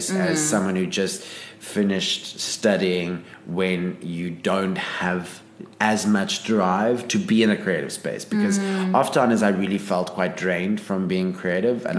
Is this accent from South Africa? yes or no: yes; Pretoria, Gauteng, South Africa; moved away as an adult; also born or lived in Johannesburg; now in Cape Town, South Africa; I grew up in Pretoria.